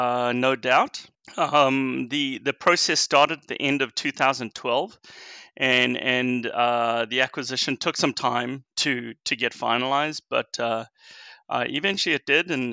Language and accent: English; South Africa; now in United States; I'm actually originally from South Africa, and I moved here back in 2000.